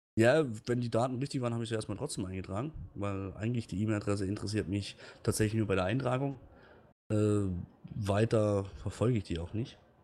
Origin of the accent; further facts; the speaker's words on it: Lörrach, Baden-Württemberg, Germany; moved away; ich komme ja ursprünglich aus Lörrach oder bei Lörrach.